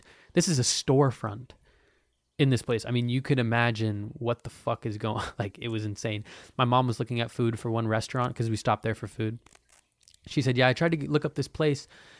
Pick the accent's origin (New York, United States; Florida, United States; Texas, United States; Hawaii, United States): Hawaii, United States; moved away as an adult; I'm 19 and I moved to Portland. I was from Hawaii and I like finally moved